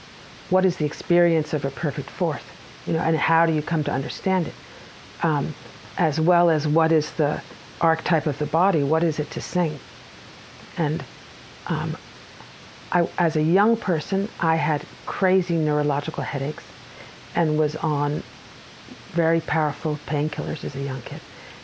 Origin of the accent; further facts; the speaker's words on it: Brooklyn, New York, United States; also born or lived in Long Island; My family is originally from Brooklyn.